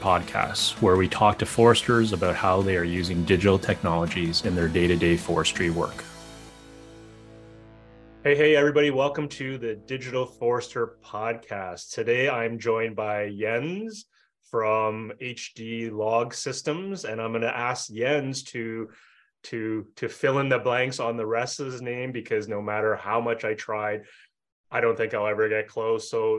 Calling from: Ottawa, Ontario, Canada; I'm calling from Ottawa, Canada

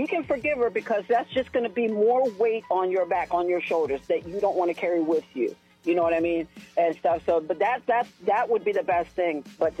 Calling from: Shelbyville, United States

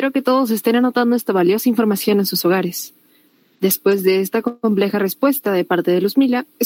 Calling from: Tacna, Peru

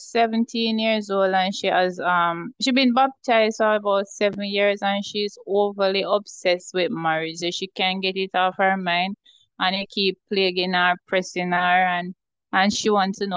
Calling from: Jamaica

